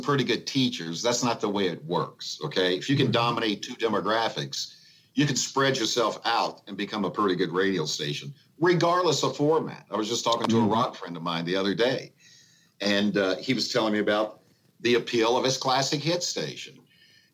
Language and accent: English; Evansville, Indiana, United States; I worked at three winning radio stations in my hometown of Evansville, Indiana.